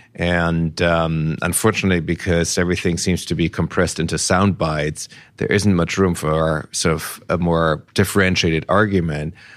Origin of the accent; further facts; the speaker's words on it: Nuremberg, Bavaria, Germany; moved away; my hometown of Nuremberg